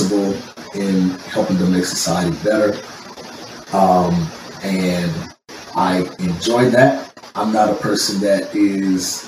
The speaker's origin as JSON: {"language": "English", "region": "the South", "country": "United States", "tie": "born or raised there", "moved": "yes", "lives_now": "Los Angeles, United States", "said": "I'm living in LA right now, but born and raised in the South"}